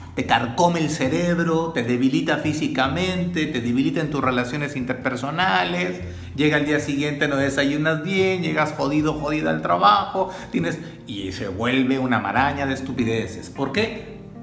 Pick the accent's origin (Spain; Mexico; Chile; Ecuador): Mexico; soy mexicano